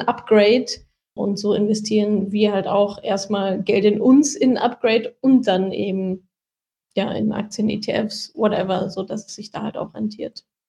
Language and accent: German; Ruhr area, North Rhine-Westphalia, Germany; ich komme ja auch aus dem Ruhrgebiet